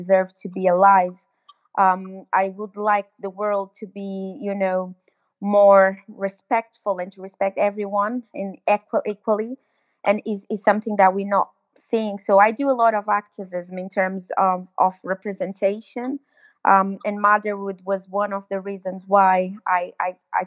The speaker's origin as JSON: {"language": "English", "country": "Cape Verde", "moved": "yes", "lives_now": "London, United Kingdom", "said": "I am from originally from Cape Verde Islands"}